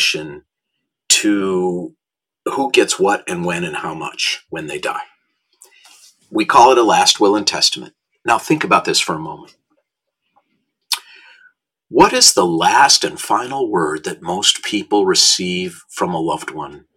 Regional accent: Minneapolis, Minnesota, United States; now in Los Angeles, United States; when I was a young boy growing up in Minnesota

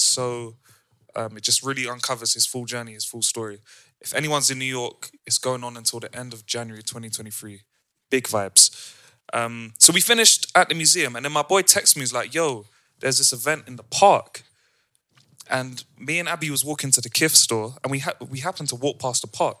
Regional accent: London, United Kingdom; every time we would say, I'm from London, she's from Amsterdam, they'd be like, oh, word, you from London?

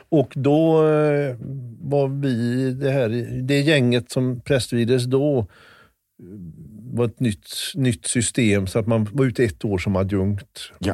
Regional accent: Kungälv, Västra Götaland, Sweden; Komarken är... Där växte jag upp sen.

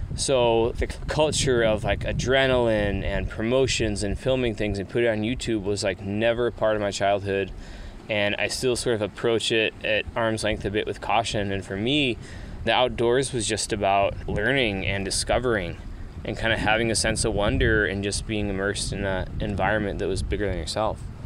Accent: Atlanta, Georgia, United States; moved away; I grew up in Atlanta, Georgia

